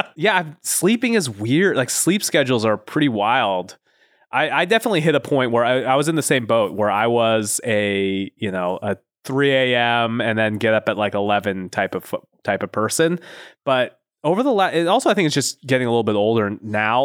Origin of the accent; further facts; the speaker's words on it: Pacific Northwest, United States; moved away as an adult; also born or lived in Los Angeles; I grew up in the Pacific Northwest